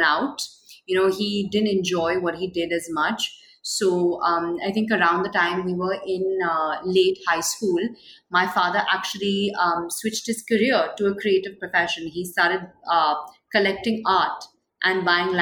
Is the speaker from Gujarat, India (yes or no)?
no; Mumbai, Maharashtra, India; I was born and raised in Mumbai.